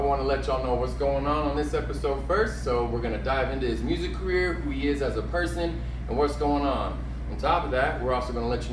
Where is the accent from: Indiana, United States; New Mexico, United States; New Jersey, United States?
New Mexico, United States; Clovis; now in Las Cruces, United States; That's how I grew up in Clovis like that. I was raised with my grandparents